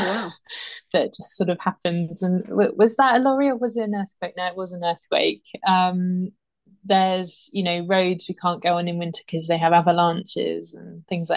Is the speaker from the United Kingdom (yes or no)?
yes; Dorset, South West England, United Kingdom; also born or lived in Pyrenees, France; now in France; I grew up in Dorset by the sea